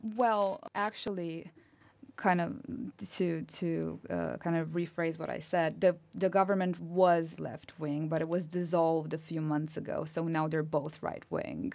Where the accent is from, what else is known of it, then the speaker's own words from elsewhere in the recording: Romania; accent: Romanian; English is a second language; moved away as an adult; now in United Kingdom; I was born and raised in Romania, so I'm a national.